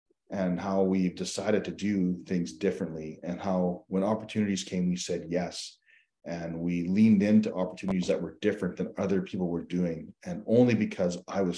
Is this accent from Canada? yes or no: yes; Saskatchewan, Canada; also born or lived in Newfoundland and Labrador / Alberta; I was born in Newfoundland, which is on the East Coast. And we, moved out to Alberta. I spent some time in Alberta, and I moved to Saskatchewan